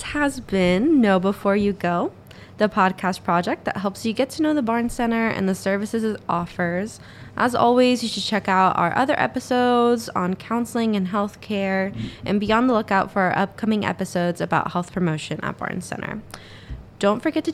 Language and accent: English; Texas, United States; now in Syracuse, United States; I'm from Texas where we don't have much ice skating